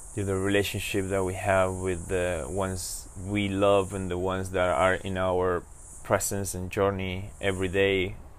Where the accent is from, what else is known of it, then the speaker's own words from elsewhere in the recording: Buenos Aires, Argentina; I was born in Argentina in Buenos Aires